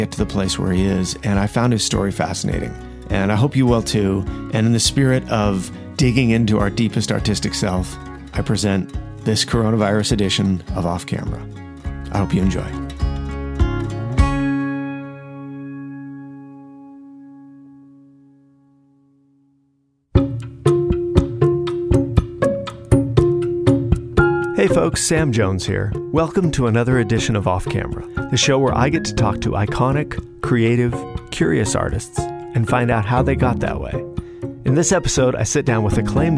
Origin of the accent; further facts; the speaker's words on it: France; moved away; to come from France